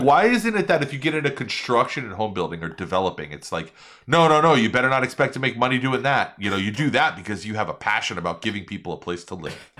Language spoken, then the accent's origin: English; New York, United States; now in Miami, United States; growing up in New York